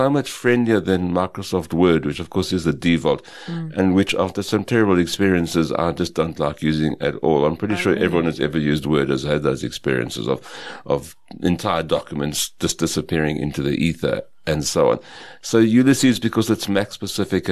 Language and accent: English; West Rand, Gauteng, South Africa; also born or lived in Potchefstroom, North West Province; I grew up in the West Rand and was born in the what's now the Northwest Province.